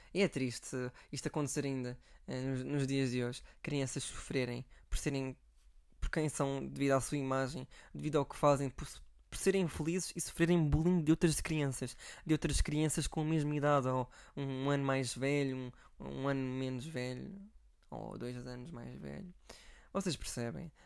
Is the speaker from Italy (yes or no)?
no; Algarve, Portugal; moved away; eu sou do Algarve